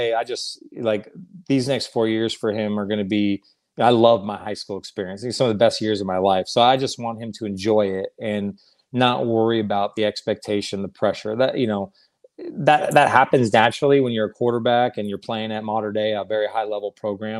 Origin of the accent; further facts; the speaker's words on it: Orange County, California, United States; I grew up in Orange County